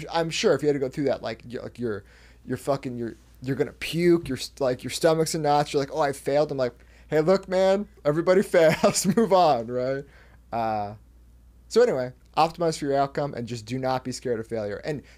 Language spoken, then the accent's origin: English; Northwest, United States; I often bring up, like, you know, I'm growing up in the Northwest in, like, throughout the 2000s